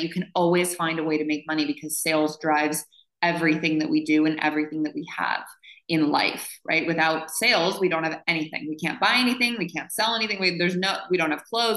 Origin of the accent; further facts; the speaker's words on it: Montana, United States; I grew up in Montana